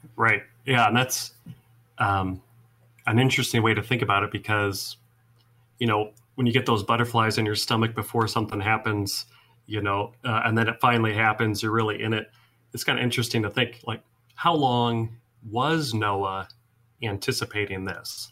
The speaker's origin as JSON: {"language": "English", "region": "Iowa", "country": "United States", "tie": "born or raised there", "also_born_or_lived": "Seward, Nebraska", "moved": "yes", "lives_now": "Mount Pulaski, United States", "said": "I grew up in Iowa"}